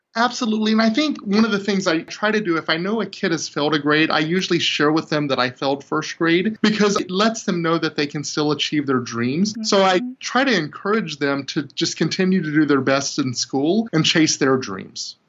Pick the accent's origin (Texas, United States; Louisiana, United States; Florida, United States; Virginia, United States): Louisiana, United States; 45 minutes from Alexandria; Here I am in Alexandria, Louisiana, which is 45 minutes away from my hometown